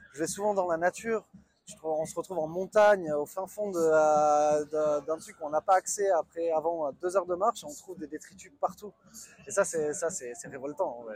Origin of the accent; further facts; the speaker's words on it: Bordeaux, Nouvelle-Aquitaine, France; moved away as an adult; also born or lived in Pau; J'ai grandi à Bordeaux